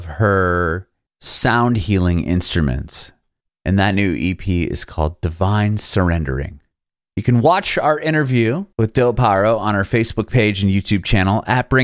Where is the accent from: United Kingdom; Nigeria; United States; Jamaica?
United States; San Diego, California; moved away as an adult; now in Nashville, United States; I'm from San Diego originally